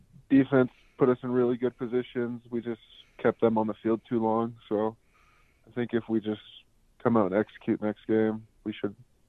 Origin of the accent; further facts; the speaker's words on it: 40 minutes from UC Davis, California, United States; moved away as an adult; now in Cheney, United States; it's 40 minutes from my hometown